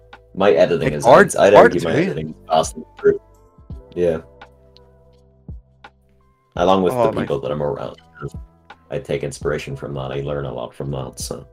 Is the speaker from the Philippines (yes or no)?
no; Cork, Munster, Ireland; I've disclosed that I'm from Cork.